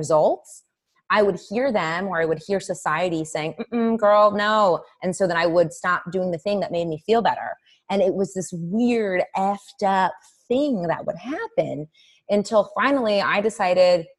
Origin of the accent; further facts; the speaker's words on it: Indianapolis, Indiana, United States; moved away as an adult; also born or lived in East Coast; I moved from the East Coast to Indianapolis, which is where I'm originally from